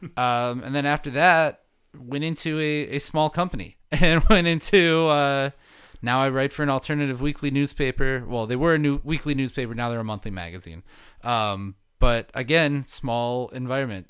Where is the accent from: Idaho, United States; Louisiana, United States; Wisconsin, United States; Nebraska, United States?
Wisconsin, United States; Milwaukee; I grew up in the Milwaukee area